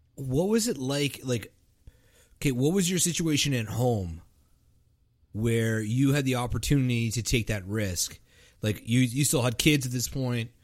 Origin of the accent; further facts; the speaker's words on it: Canada; I'm Canadian